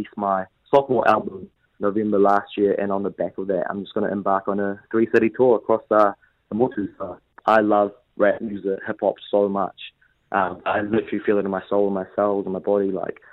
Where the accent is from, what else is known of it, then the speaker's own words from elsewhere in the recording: Dhaka, Dhaka Division, Bangladesh; now in Wellington, New Zealand; I was born in Dhaka, Tilga, Dhaka, Bangladesh, and I live in Wellington